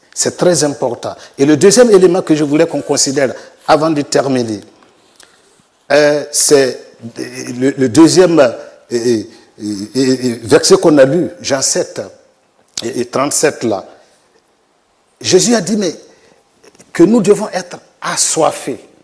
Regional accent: Burkina Faso; je suis du Burkina Faso, pasteur euh, sur place là-bas depuis 2013

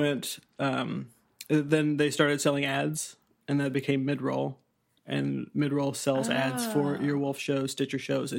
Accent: Indiana, United States; moved away as an adult; now in New York, United States; I am from Indiana originally.

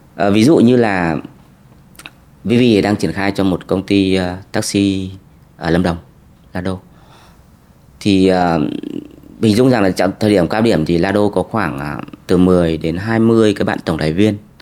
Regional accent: Vietnam; moved away as an adult; also born or lived in Germany; người Việt thì mình sẽ nói tiếng Anh hoặc là tiếng Đức

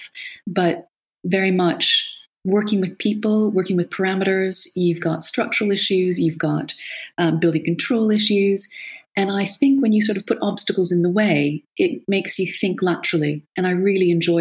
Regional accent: Canada; also born or lived in Lisbon, Portugal; coming from a very sort of suburban background from Canada, wide open spaces

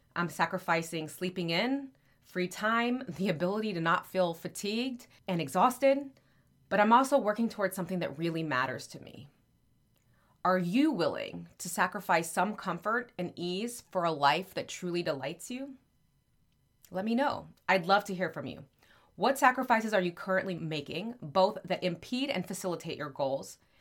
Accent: Texas, United States; there is a city called Happy in my home state of Texas

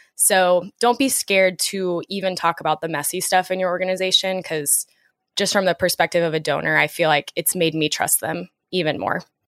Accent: Dallas, Texas, United States; moved away as an adult; also born or lived in Oklahoma; now in New York City, United States; I moved to New York City in June from growing up in Dallas and spending a lot of time in Oklahoma with these two and at school.

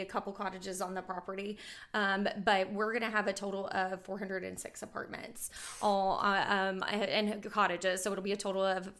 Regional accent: Bowling Green, Kentucky, United States; now in Huntsville, United States; I'm originally from Bowling Green, Kentucky, and I moved to Huntsville in 2009.

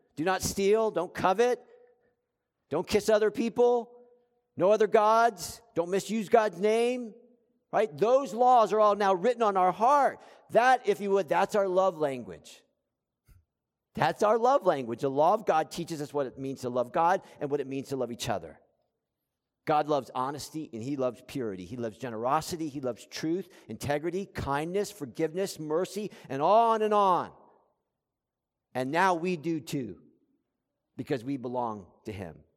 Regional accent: South Florida, United States; I grew up in South Florida.

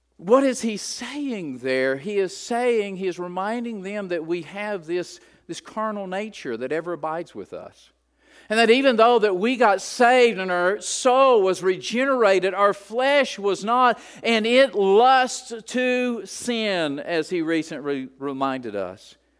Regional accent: West Virginia, United States; I'm from West Virginia.

